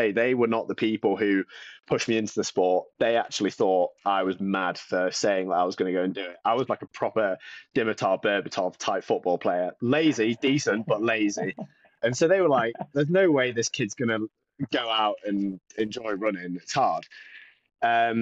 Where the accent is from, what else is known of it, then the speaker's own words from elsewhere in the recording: the North East, North East England, United Kingdom; growing up in the Northeast, it's just football